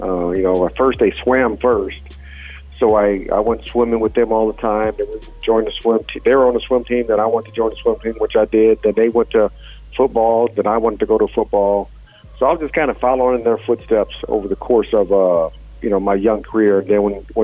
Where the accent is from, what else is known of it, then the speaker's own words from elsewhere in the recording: Fort Wayne, Indiana, United States; moved away as an adult; also born or lived in Pittsburgh, Pennsylvania; I grew up in Fort Wayne, Indiana